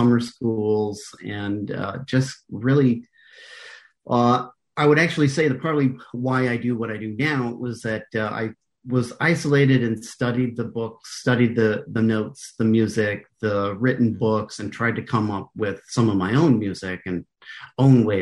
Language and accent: English; United States; also born or lived in Canada / New York; now in California, United States; since I'm American